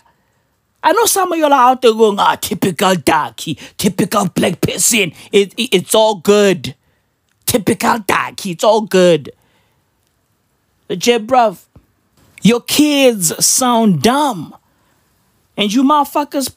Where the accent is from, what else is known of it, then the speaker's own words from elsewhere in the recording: Katlehong, Gauteng, South Africa; also born or lived in Vosloorus; I'm from the East Rand of Johannesburg. I was born and raised in Katlehong. Born and raised in Vosloorus, basically Katoras.